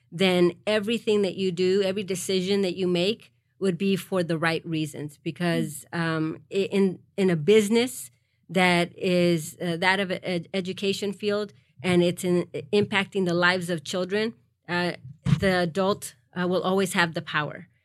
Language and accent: English; Harlingen, Texas, United States; also born or lived in Mexico; I grew up in the Rio Grande Valley